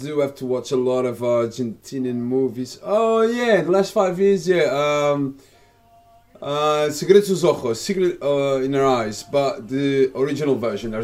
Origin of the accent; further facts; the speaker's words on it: Portugal; moved away; age 40. Yeah, I'm from Portugal